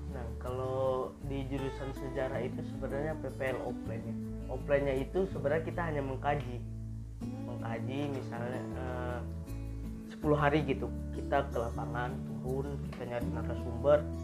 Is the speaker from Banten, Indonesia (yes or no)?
yes; Tangerang, Banten, Indonesia; now in Serang, Indonesia; asal dari Tangerang